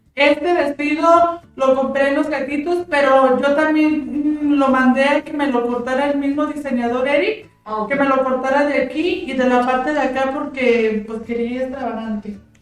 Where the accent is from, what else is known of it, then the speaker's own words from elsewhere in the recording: Jalpa, Zacatecas, Mexico; yo soy de aquí, soy originaria de Jalpa, Zacatecas